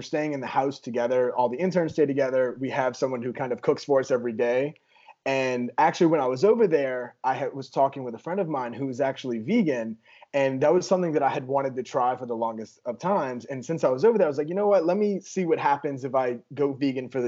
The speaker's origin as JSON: {"language": "English", "region": "Louisiana", "country": "United States", "moved": "yes", "lives_now": "Texas, United States", "said": "I'm from Louisiana and I'm living in Texas"}